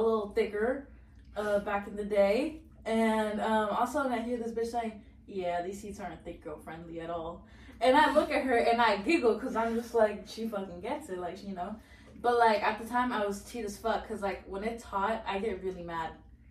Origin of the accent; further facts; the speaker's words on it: Northern Virginia, United States; we're from Nova